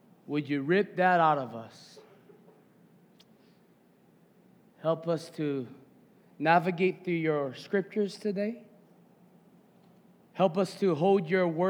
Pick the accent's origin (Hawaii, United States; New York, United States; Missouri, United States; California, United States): Hawaii, United States; as a Kanaka, right, as a Hawaiian